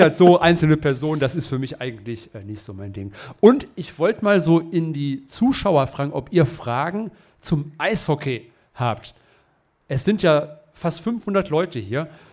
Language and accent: German; Essen, North Rhine-Westphalia, Germany; ich komme aus Essen